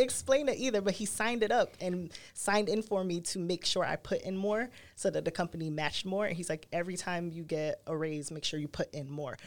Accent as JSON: {"language": "English", "town": "New York City", "region": "New York", "country": "United States", "tie": "born or raised there", "said": "I grew up in Brooklyn"}